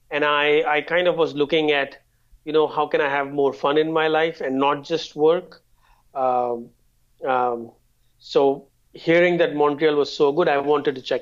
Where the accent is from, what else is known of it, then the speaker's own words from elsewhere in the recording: India; now in Canada; No, I'm actually originally from India, but uh, I've lived in a lot of cities probably around 15 or so.